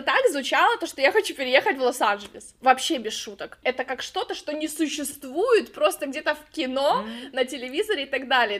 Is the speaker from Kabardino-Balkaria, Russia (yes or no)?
no; Khabarovsk, Khabarovsk Krai, Russia; moved away as an adult; now in California, United States; я родом из Хабаровска, это Россия, Дальний Восток